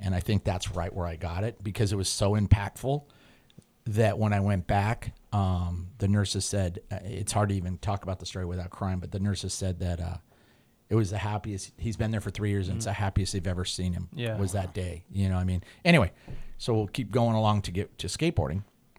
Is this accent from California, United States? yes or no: yes; Highland Park, California, United States; also born or lived in Glendale; I was born in Glendale and then we lived in Highland Park and it was Timpton Way